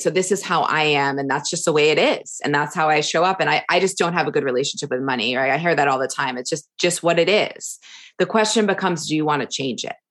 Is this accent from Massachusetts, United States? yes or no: yes; suburbs of Boston, Massachusetts, United States; moved away as an adult; also born or lived in Florida; now in Kauai, United States; I grew up on the East Coast, um, in a, a suburbs of Boston, about forty-five minutes from the city